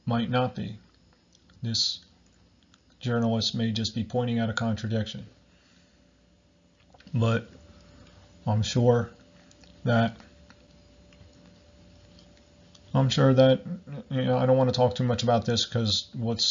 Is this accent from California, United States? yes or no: no; Barnegat Township, New Jersey, United States; I'm from America, New Jersey, Southern Ocean County, Barnegat Township